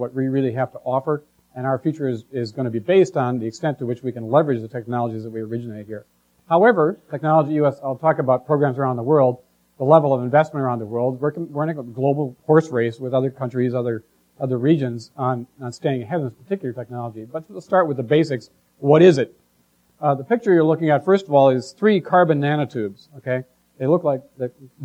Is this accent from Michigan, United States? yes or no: yes; Michigan, United States; I grew up in Michigan, so I heard a lot about the transportation industry